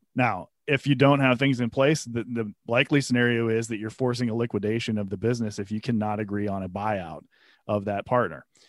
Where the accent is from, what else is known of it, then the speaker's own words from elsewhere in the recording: Pennsylvania, United States; moved away as an adult; now in Atlanta, United States; I started in Pennsylvania. I worked for a law firm there in my hometown where I had grown up